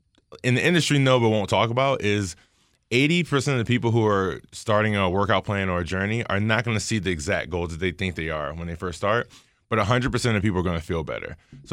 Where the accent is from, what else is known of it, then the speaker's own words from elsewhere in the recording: Baltimore, Maryland, United States; I'm from Baltimore